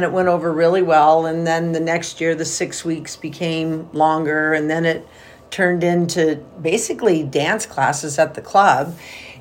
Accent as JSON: {"language": "English", "town": "Salem", "region": "Oregon", "country": "United States", "tie": "born or raised there", "also_born_or_lived": "Eugene, Oregon", "moved": "as an adult", "lives_now": "Pendleton, United States", "said": "I'm from Salem. I graduated from Salem, South Salem High School"}